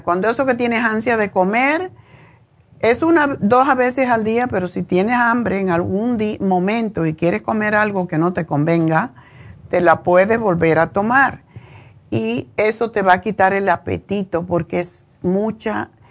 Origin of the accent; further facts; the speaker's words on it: Cuba; Yo soy cubana